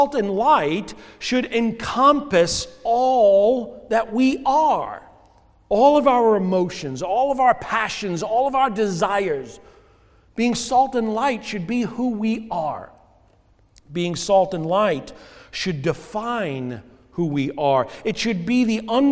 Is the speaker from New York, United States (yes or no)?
yes; New York, United States; moved away; I grew up in New York